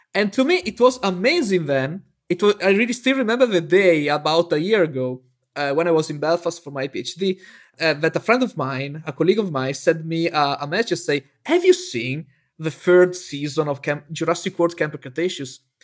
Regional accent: near Venice, Veneto, Italy; also born or lived in Bologna, Italy; my hometown that is near Venice

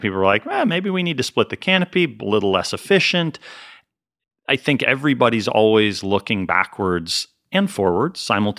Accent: Northeast, United States; I mean, I grew up in the Northeast, so it's not super cold, but it's cold.

